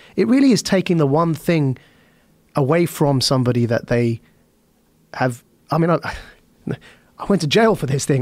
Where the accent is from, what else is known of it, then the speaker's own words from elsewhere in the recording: Essex, East of England, United Kingdom; I was born and raised in Essex in the United Kingdom